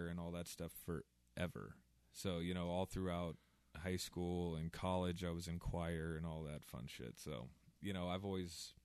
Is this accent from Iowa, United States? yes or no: yes; Southwest Iowa, United States; I am born and raised Southwest Iowa, corn-fed farm boy